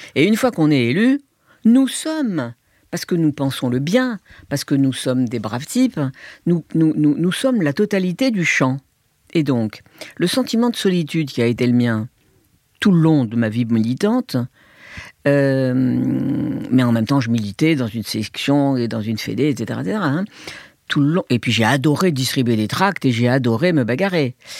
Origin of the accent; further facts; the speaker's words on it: Algiers, Algiers Province, Algeria; moved away; also born or lived in Hong Kong / Beijing, China; Je suis né en 45 en Algérie. J'ai grandi avec la guerre d'Algérie dans une famille de gauche, de juifs de gauche à Alger